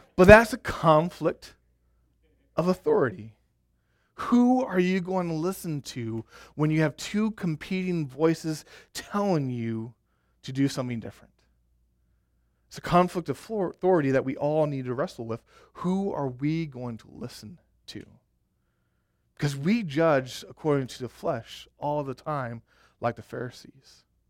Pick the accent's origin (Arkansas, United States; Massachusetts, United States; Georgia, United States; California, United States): Arkansas, United States; also born or lived in Colorado; I went to school in Colorado, And, uh, I'm from Arkansas